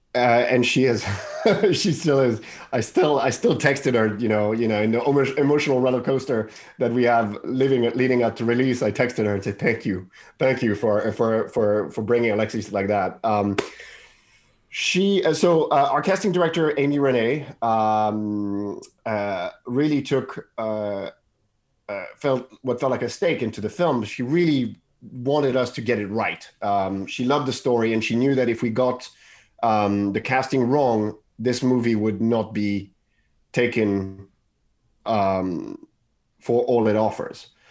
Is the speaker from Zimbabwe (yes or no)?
no; Paris, Île-de-France, France; I grew up in Paris